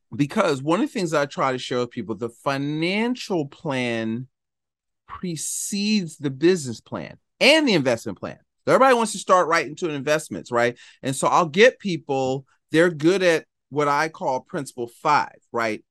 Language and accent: English; Philadelphia, Pennsylvania, United States; I'm from Philadelphia